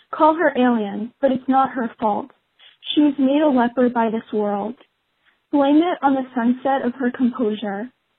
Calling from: Acton, Massachusetts, United States; I'm calling from Acton, Massachusetts.

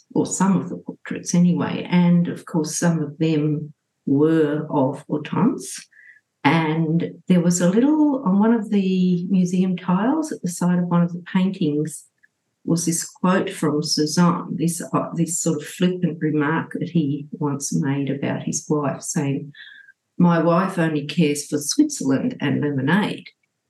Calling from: Sydney, New South Wales, Australia; I'm speaking from Gadigal land in Sydney, and I'm feeling great, thanks.

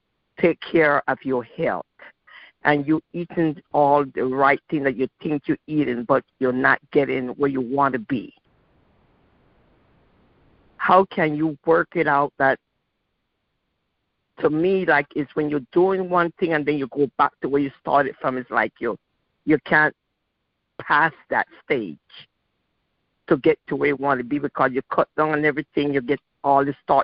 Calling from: Portsmouth, Virginia, United States; I'm calling from Portsmouth, Virginia.

